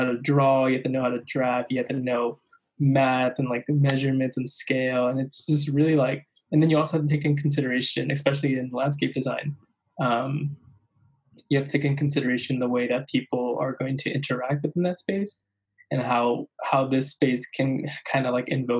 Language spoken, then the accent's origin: English; La Puente, California, United States; I'm a photographer from Southern California, specifically a small town, La Puente, California